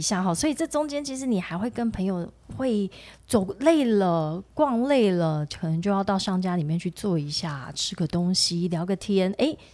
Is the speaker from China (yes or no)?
no; southern Taiwan, Taiwan; moved away; 我小时候在，因为在南部